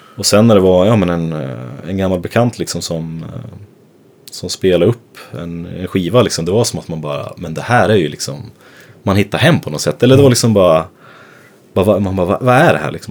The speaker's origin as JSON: {"language": "Swedish", "town": "Gävle", "region": "Gävleborg County", "country": "Sweden", "tie": "born or raised there", "also_born_or_lived": "Stockholm", "moved": "yes", "said": "jag är uppvuxen i Gävle"}